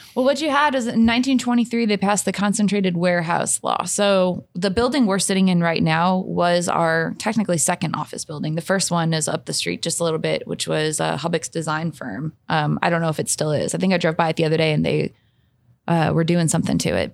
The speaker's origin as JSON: {"language": "English", "town": "St. Louis", "region": "Missouri", "country": "United States", "moved": "as an adult", "lives_now": "Louisville, United States", "said": "I'm originally from Saint Louis, Missouri"}